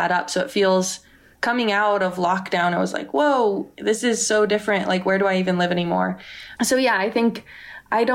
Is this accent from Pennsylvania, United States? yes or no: no; Silicon Valley, California, United States; I'm from Silicon Valley